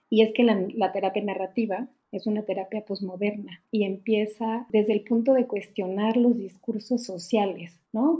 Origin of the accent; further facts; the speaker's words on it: Mexico; moved away as an adult; now in Germany; soy mexicana, vivo en Alemania desde hace poquito más de tres años